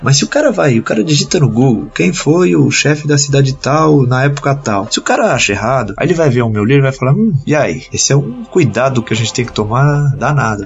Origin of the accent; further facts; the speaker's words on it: Santos, São Paulo, Brazil; now in São Paulo, Brazil; eu nasci em Santos em 1989.